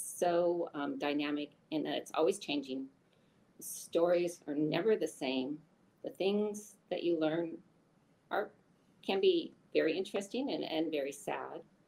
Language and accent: English; Eastern Washington State, United States; also born or lived in Tacoma, Washington / Seattle, Washington; I was born and raised in Washington State, though I grew up on the east side of the mountains versus the west side of the mountains